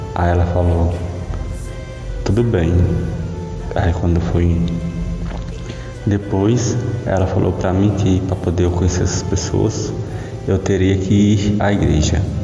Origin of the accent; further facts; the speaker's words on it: Milagres, Ceará, Brazil; sou de Milagre, Ceará